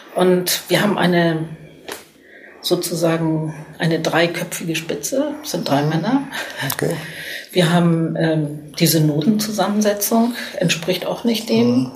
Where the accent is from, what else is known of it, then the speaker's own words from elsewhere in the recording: Cologne, North Rhine-Westphalia, Germany; ich bin natürlich stolz als Kölnerin